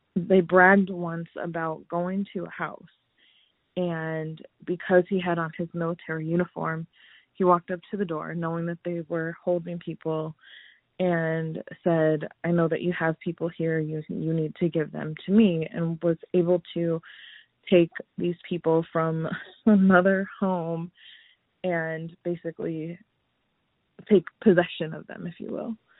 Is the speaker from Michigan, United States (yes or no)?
yes; Lansing, Michigan, United States; moved away as an adult; also born or lived in Los Angeles; now in Phoenix, United States; I am originally from Lansing, Michigan, so small town USA